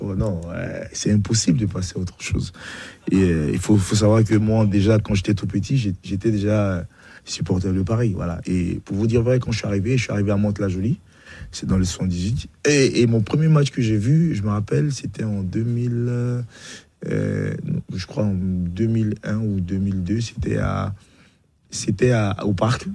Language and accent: French; Bingerville, Abidjan, Côte d’Ivoire; moved away; also born or lived in France; je suis né à Benjerville